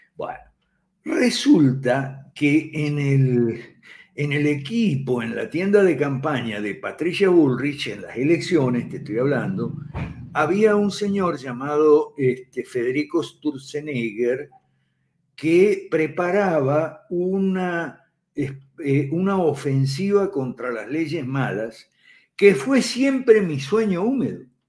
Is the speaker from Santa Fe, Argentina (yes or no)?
yes; Santa Fe, Argentina; moved away as an adult; Yo soy santafesino también, aunque no de Rosario